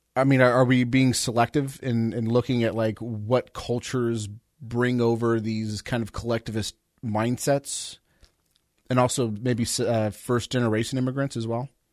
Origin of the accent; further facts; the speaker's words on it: Southern California, United States; I grew up in Southern California